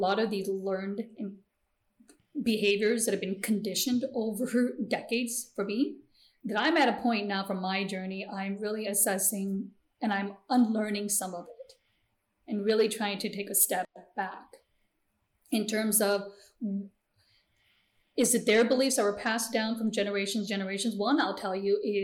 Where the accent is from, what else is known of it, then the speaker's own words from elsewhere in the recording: United States; first language Gujarati; English is a second language; also born or lived in India / San Francisco / Oklahoma / Nebraska; growing up in the Quad Cities